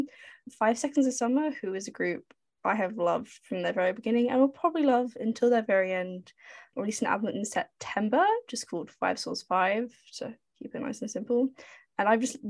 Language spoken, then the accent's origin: English; United Kingdom; As the British person